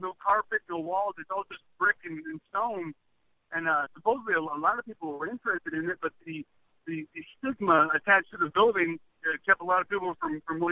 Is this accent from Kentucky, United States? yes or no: yes; Louisville, Kentucky, United States; also born or lived in Phoenix; I'm from Louisville, Kentucky